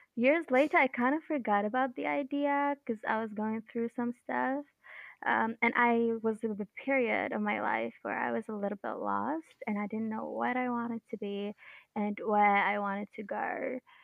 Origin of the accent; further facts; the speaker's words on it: Bahrain; I'm from Bahrain.